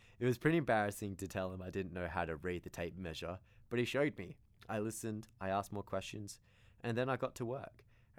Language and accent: English; Australia; I came from Australia, not really knowing much at all about construction